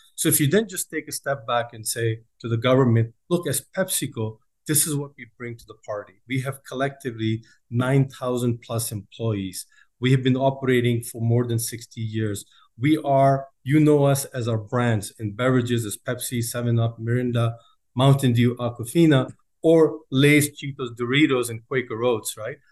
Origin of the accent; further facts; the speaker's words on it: United States; moved away as an adult; also born or lived in Chicago / Pakistan; now in Saudi Arabia; I grew up in, uh, in the States